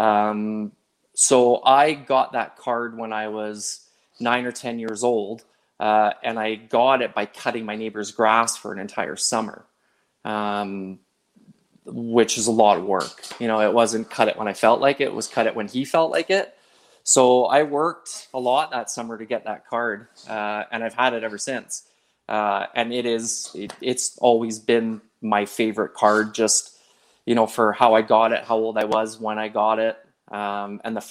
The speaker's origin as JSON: {"language": "English", "town": "Montreal", "region": "Quebec", "country": "Canada", "tie": "born or raised there", "moved": "yes", "lives_now": "Calgary, Canada", "said": "growing up in Montreal, going to the Forum and watching a hockey game"}